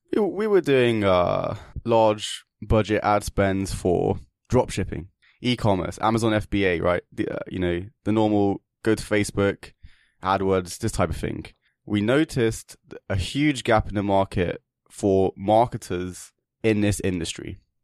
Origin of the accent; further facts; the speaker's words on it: England, United Kingdom; now in Kiev, Ukraine; I'm English, and, uh, I just happened to find myself here in this beautiful country, and I'm currently living here